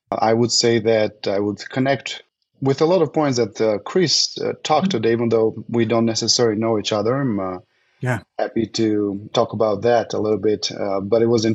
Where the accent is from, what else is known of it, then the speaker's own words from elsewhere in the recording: Albania; English is a second language; moved away as an adult; also born or lived in Germany / Czech Republic; now in Frisco, United States; I come from Albania originated